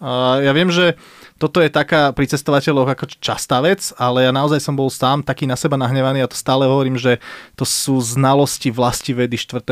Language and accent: Slovak; Slovakia; my sme na Slovensku takí